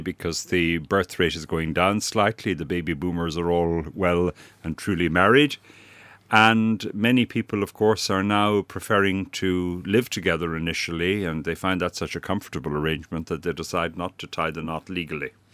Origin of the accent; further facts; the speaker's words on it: County Sligo, Connacht, Ireland; moved away as an adult; also born or lived in Dublin, Ireland / Leuven, Belgium / Brussels, Belgium; now in Wolverhampton, United Kingdom; I am a native of Ireland, uh, born and brought up in County Sligo, which is on the North Atlantic seaboard